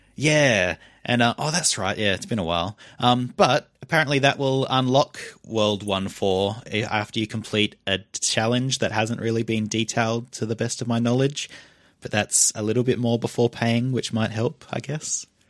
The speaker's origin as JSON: {"language": "English", "country": "Australia", "accent": "Australian", "said": "we're from Australia, if you couldn't tell from our weird, horrible voices"}